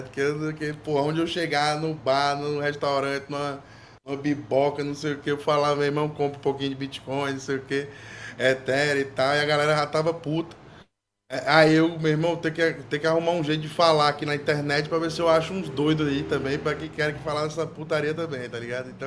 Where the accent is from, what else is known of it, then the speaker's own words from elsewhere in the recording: Ceará, Brazil; sou aqui do Ceará, né?